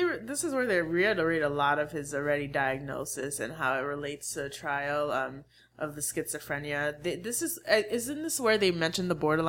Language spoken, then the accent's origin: English; Haiti; accent: Haitian; Leave my Haitian accent alone.